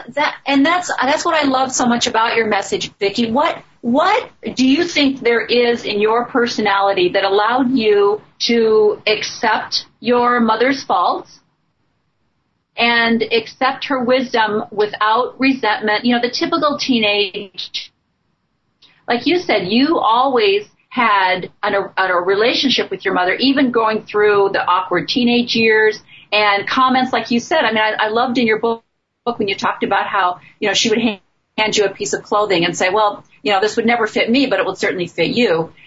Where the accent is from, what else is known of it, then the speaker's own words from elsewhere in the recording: Midwest, United States; I grew up in the Midwest